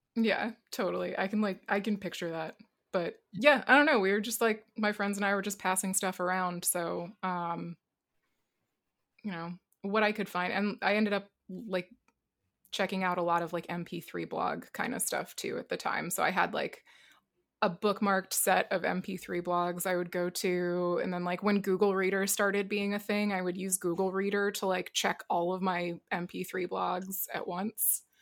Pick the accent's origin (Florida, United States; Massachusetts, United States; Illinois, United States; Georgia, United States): Massachusetts, United States; Boston; I'm from Boston